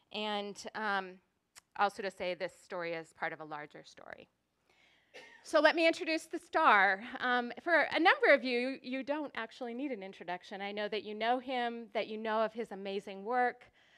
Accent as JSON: {"language": "English", "town": "Helena", "region": "Montana", "country": "United States", "tie": "born or raised there", "said": "I was born in Helena."}